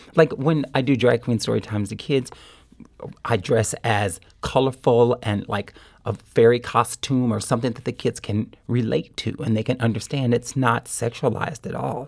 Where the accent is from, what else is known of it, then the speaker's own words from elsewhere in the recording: Kansas City, Missouri, United States; moved away as an adult; also born or lived in Springfield, Missouri; now in St. Louis, United States; when I was a little kid growing up in Kansas City